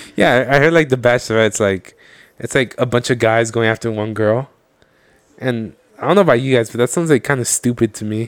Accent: United States; I'm Mexican, but like realistically, I am American

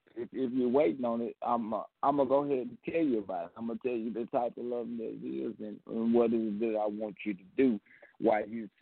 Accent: Mississippi, United States; Well, I'm calling from Mississippi.

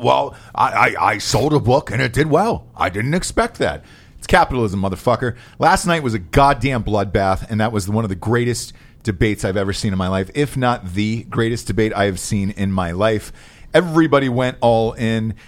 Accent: Georgia, United States; as a kid growing up in Georgia

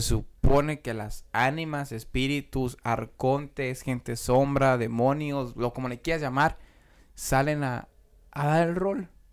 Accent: Tangancícuaro, Michoacán, Mexico; moved away; yo soy de, de Tangancico, a Michoacán

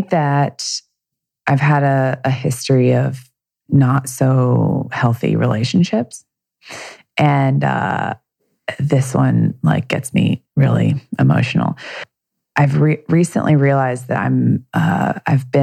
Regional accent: the South, United States; I grew up in the South

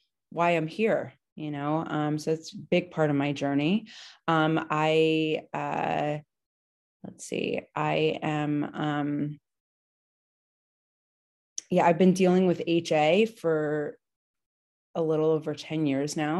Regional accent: New Jersey, United States; now in New York, United States; I am originally from New Jersey. I live, you know, the Jersey Shore. I live in New York right now

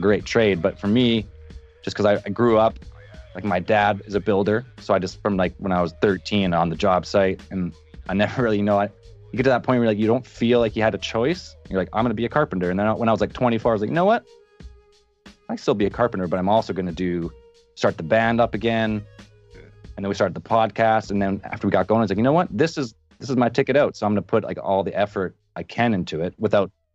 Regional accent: Canada; I'm from Canada.

